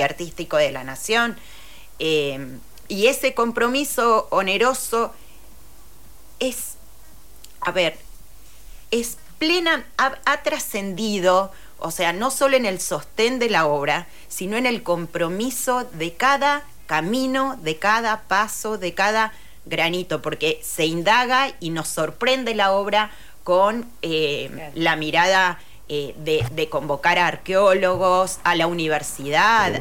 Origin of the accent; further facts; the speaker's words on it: Rosario, Santa Fe, Argentina; soy rosarina